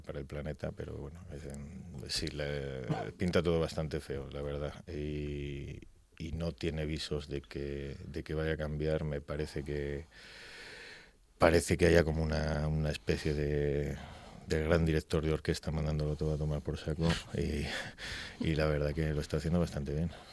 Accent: Gijón, Asturias, Spain; also born or lived in Zaragoza; nacido en Zaragoza y asturiano de toda la vida. Eh, mis padres me trajeron aquí cuando tenía seis meses

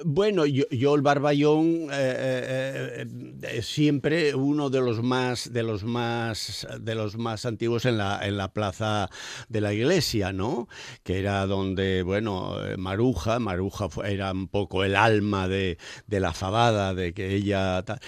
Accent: Nembra, Asturias, Spain; also born or lived in Moreda; yo soy de Nembra porque el más tonto tiene dos bares

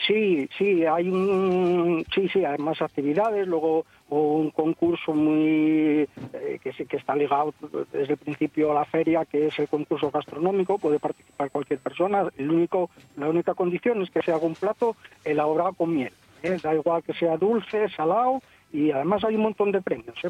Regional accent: Asturias, Spain; somos todos asturianos

